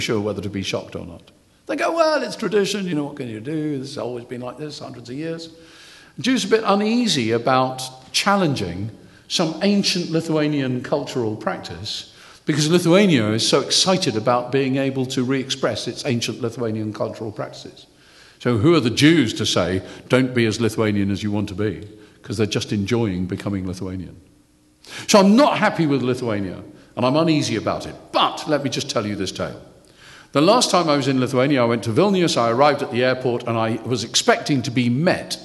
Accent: United Kingdom; I know I'm British

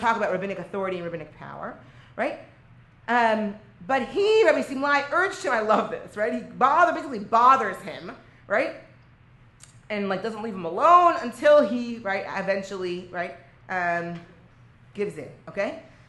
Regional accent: Lod, Central District, Israel; Right, and I'm originally from Israel. I'm originally from Lod, which, by the way, that's not great because I'm the rabbis of the north, and these are the rabbis of the south

